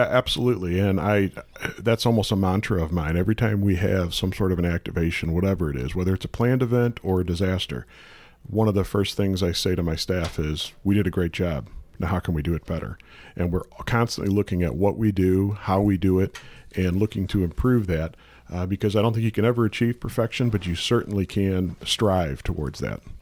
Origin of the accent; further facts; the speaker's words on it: St. Louis, Missouri, United States; Born and raised in Saint Louis. Uh, spent, uh, again, all my life here